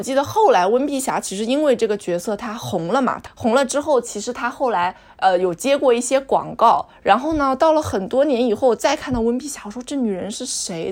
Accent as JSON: {"language": "Chinese", "region": "Jiangsu", "country": "China", "said": "我们两个人是从江苏来的"}